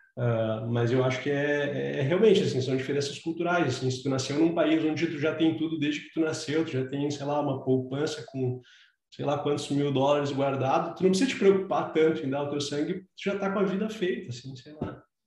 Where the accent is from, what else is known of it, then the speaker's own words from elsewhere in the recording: Brazil; moved away; a gente veio do Brasil